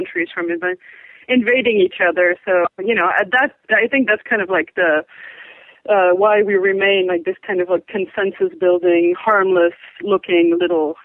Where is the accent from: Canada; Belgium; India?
Belgium; I'm from Belgium